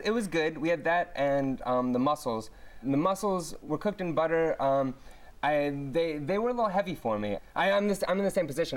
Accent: Oakland, California, United States; moved away as an adult; also born or lived in Los Angeles; I grew up in Oakland

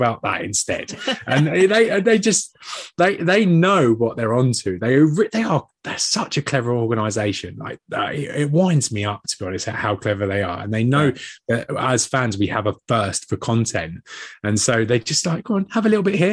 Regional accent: England, United Kingdom; being an Englishman

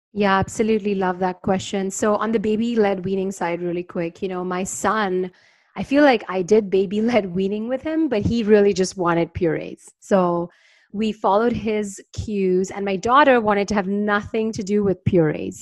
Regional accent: India; moved away; also born or lived in New York; I grew up in India

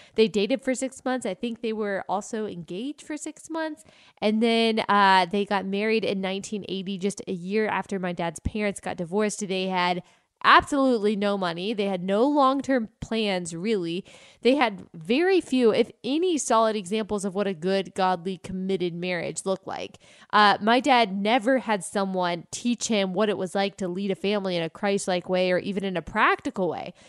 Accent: United States; I say it as an American

